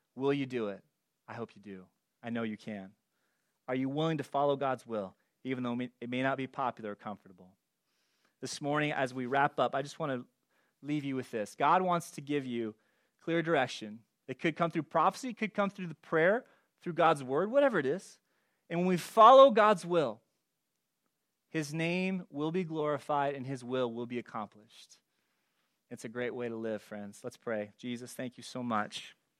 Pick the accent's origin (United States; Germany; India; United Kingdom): United States; California; moved away as an adult; also born or lived in Gresham, Oregon; I grew up in California